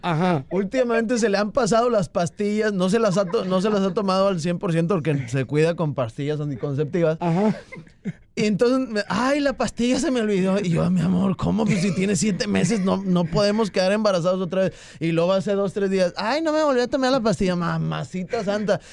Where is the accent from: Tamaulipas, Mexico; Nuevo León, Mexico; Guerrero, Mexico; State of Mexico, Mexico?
Nuevo León, Mexico; Santiago; also born or lived in Monterrey, Nuevo León; Soy de Santiago, Nuevo León. Nací en Monterrey, Nuevo León y, vivo este, en Santiago, Nuevo León